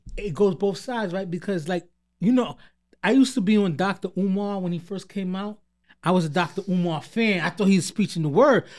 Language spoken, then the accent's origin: English; New York City, New York, United States; growing up in Queens